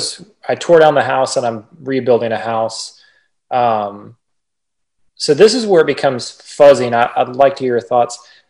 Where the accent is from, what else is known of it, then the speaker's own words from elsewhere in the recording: Texas, United States; now in Nashville, United States; I'm from Texas too.